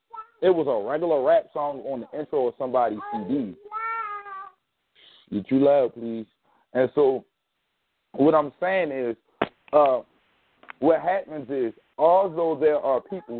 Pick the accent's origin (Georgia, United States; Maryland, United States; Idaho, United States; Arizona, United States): Maryland, United States; I'm also from Maryland, so how you doing, Miss Rose?